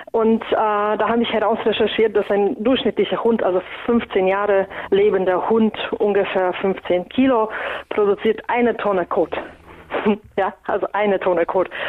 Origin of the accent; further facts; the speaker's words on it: Poland; now in Germany; Ich komme ja ursprünglich aus Polen und wir essen traditionell sehr viel Graupen aus unterschiedlichen Getreidesorten.